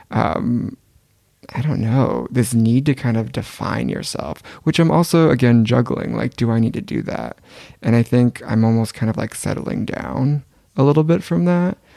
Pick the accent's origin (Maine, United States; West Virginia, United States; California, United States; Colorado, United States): California, United States; Gilroy; now in Paris, France; We grew up in Gilroy, California together.